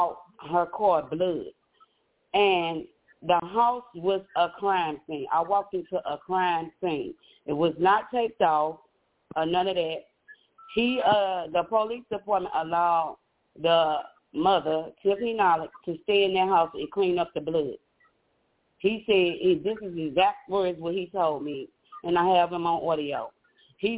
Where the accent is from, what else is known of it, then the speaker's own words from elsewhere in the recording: St. Louis, Missouri, United States; I'm a native from St. Louis, Missouri